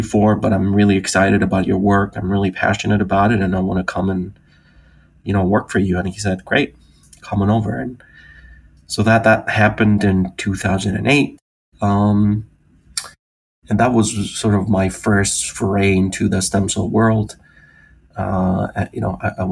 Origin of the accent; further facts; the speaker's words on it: Greece; moved away as an adult; also born or lived in United Kingdom; I'm originally from Greece. I grew up in Greece, the youngest of three.